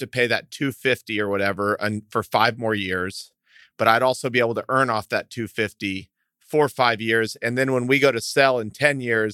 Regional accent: Fort Worth, Texas, United States; also born or lived in El Paso, Texas; I'm from Fort Worth. I was born in El Paso. I live in Fort Worth now

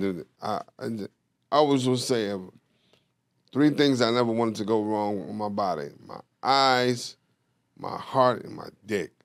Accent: New York, United States; moved away; I'm from New York

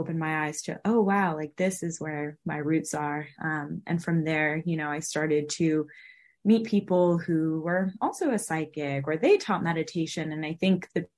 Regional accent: California, United States; also born or lived in Los Angeles; I was born and raised in California

